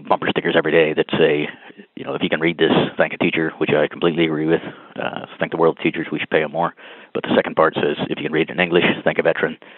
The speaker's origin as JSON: {"language": "English", "region": "North Carolina", "country": "United States", "said": "I'm from North Carolina"}